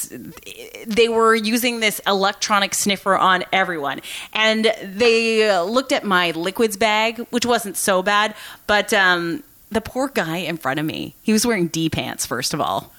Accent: Canada; I'm from Canada

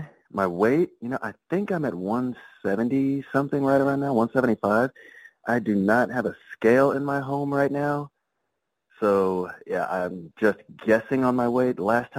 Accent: California, United States; also born or lived in North Carolina, United States; So I was born in North Carolina. Before I was like a year old, I was moved to SoCal, Southern California, because, dad was a Marine.

